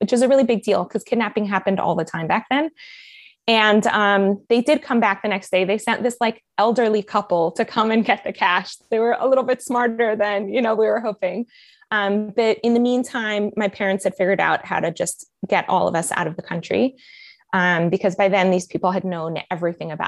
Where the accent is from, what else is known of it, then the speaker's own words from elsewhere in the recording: Miami, Florida, United States; accent: American; moved away as an adult; also born or lived in Colombia; now in Israel; I have such a good American accent when I speak in English because I mostly grew up in Miami.